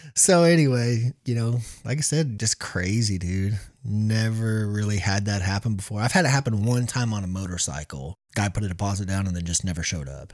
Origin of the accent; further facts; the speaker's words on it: Missouri, United States; we're from Missouri.